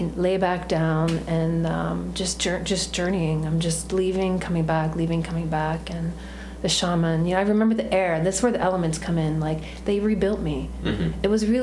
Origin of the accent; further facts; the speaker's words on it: United States; also born or lived in New York City / Washington DC; I'm not Indian. I was born in America. I'm a Western woman